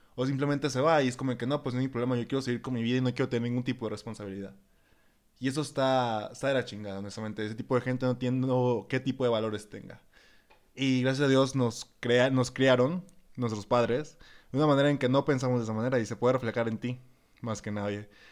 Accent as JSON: {"language": "Spanish", "town": "Escuinapa", "region": "Sinaloa", "country": "Mexico", "moved": "yes", "lives_now": "Guadalajara, Mexico", "said": "yo también soy foráneo, pues obviamente en el primer podcast les expliqué que también soy de Escuinapa, Sinaloa."}